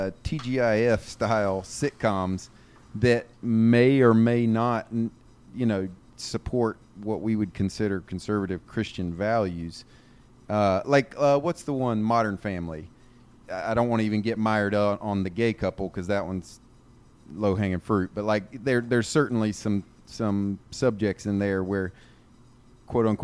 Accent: the South, United States; accent: Southern; My Southern accent

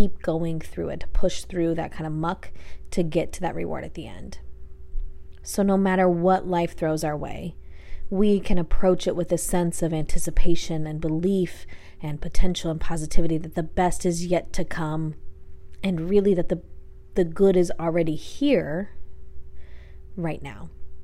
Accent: Coeur d'Alene, Idaho, United States; my hometown, Coeur d'Alene, which is in North Idaho

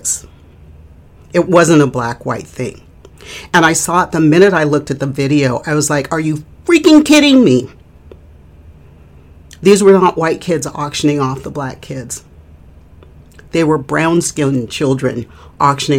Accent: Northern California, United States; where I grew up in Northern California

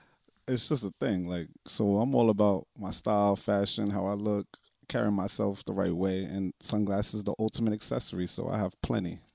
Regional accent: New York City, New York, United States; growing up in the Bronx

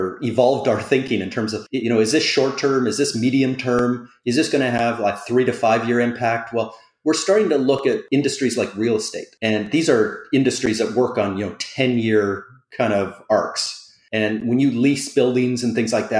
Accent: Canada; as a Canadian

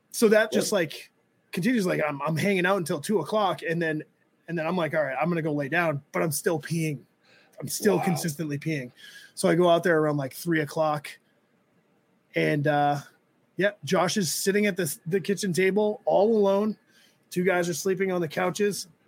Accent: New England, United States; I was like, we're from New England.

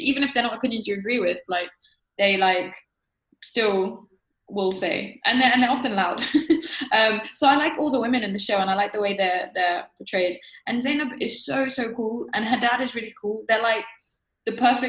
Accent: Egypt; moved away; also born or lived in United Kingdom; we are ethnically diverse within Egypt, like, as Egyptians

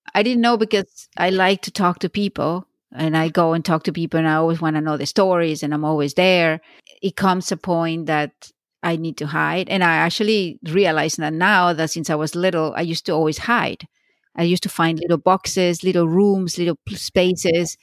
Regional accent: Venezuela; moved away as an adult; I grew up in Venezuela, and when I finished high school, I went straight to study law

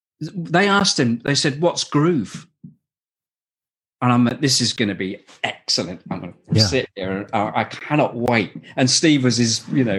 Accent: Shropshire, West Midlands, United Kingdom; also born or lived in Manchester; I had a teacher in Shropshire where I grew up in England

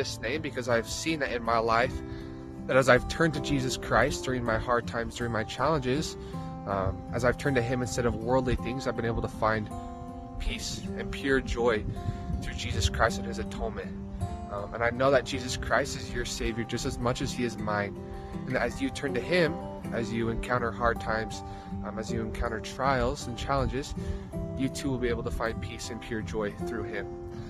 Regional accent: American Fork, Utah, United States; moved away as an adult; I'm a missionary serving in the Nebraska-Omaha Mission, and I'm from American Fork, Utah.

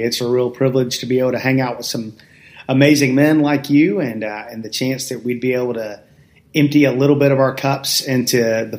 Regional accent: Atlanta, Georgia, United States; I'm in my early 50s. I grew up in Metro Atlanta

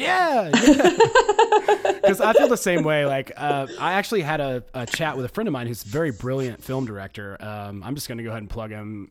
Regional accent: the South, United States; I'm from the South

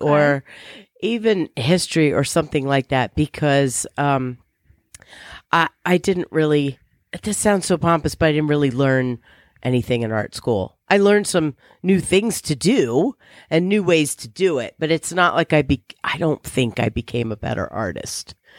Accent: Virginia, United States; I grew up in Virginia

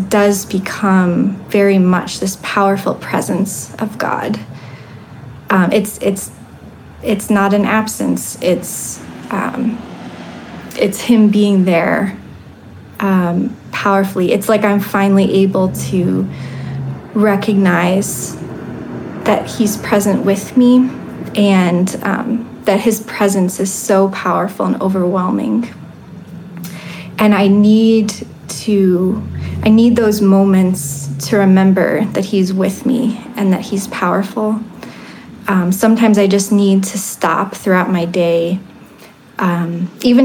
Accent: Ohio, United States; I grew up in Ohio

